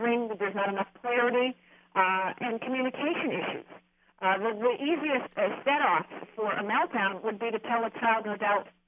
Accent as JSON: {"language": "English", "country": "Germany", "tie": "born or raised there", "moved": "yes", "said": "I grew up in Germany. I mean, I'm born in Germany. I grew up in Germany."}